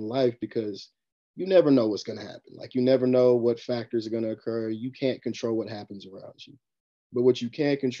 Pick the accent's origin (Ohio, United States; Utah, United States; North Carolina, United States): North Carolina, United States; Hickory; I'm from Hickory, North Carolina.